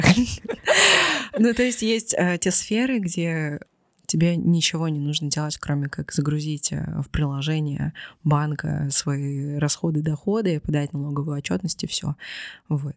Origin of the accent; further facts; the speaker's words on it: Vladivostok, Primorsky Krai, Russia; moved away; Владивосток — это мой родной город.